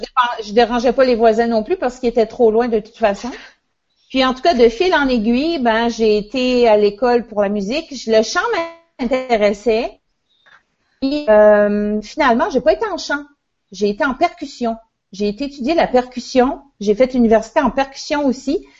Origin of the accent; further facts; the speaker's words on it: L'Ascension-de-Patapédia, Quebec, Canada; mon village natal qui s'appelle l'Ascension, l'Ascension de Patapédia